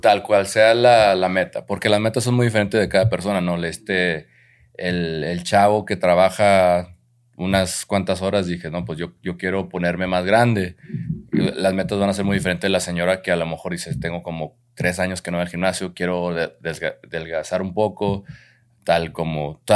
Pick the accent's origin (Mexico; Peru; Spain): Mexico; en nuestra cultura como mexicanos hay muchas cosas muy, muy lindas de nuestra cultura